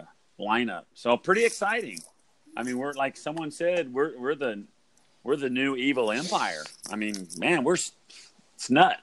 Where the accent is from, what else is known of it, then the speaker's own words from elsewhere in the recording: Oklahoma, United States; moved away; I grew up in Oklahoma, so I'm an Oklahoma Thunder fan.